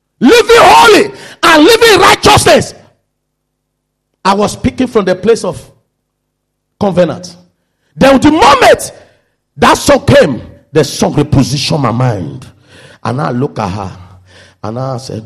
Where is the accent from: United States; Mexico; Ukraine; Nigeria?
Nigeria; moved away; I'm from Nigeria